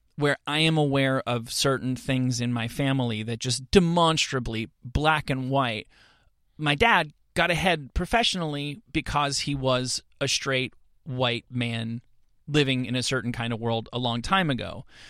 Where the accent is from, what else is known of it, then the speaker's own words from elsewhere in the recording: suburban New Jersey, United States; moved away; I am, uh, a person from suburban New Jersey